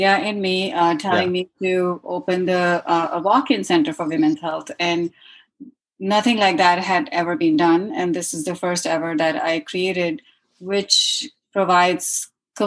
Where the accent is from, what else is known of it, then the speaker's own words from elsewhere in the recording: India; moved away as an adult; now in New York, United States; I'm from India originally. I'm a doctor, OBGYN, studied in India